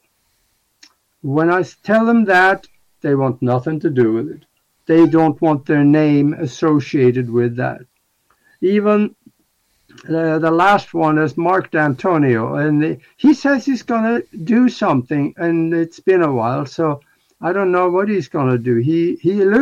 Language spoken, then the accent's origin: English; Norway; moved away; my hometown back in Norway